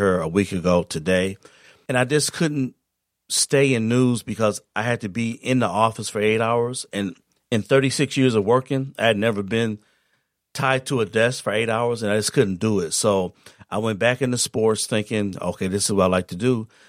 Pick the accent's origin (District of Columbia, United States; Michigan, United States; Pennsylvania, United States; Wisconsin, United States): Michigan, United States; Saginaw; I'm from Saginaw.